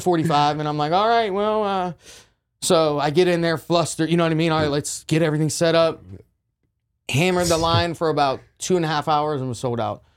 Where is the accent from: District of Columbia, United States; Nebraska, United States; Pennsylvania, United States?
Pennsylvania, United States; Jeannette; also born or lived in Orange County, California; now in Texas, United States; A little city called Jeanette, P A, is where I grew up